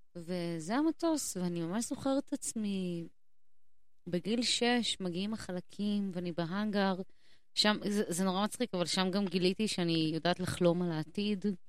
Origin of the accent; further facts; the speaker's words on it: Haifa, Haifa District, Israel; moved away; also born or lived in Jerusalem; גדלתי בחיפה